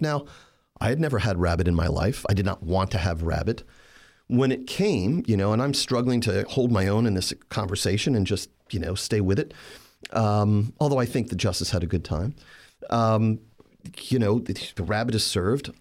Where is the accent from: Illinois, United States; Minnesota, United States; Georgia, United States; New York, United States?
New York, United States; New York City; Staten Island, which is my hometown in New York